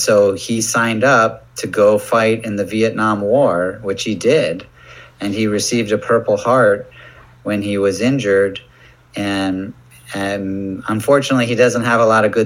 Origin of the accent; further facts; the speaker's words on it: United States; moved away; as an American